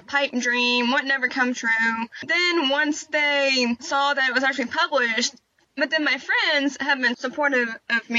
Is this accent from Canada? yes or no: no; Fort Worth, Texas, United States; also born or lived in Rendon, Texas; I was born in Fort Worth, Texas. I have actually lived just south of Fort Worth my entire life